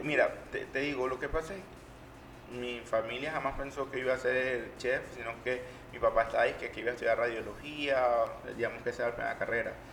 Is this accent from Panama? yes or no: yes; Panama; yo como panameño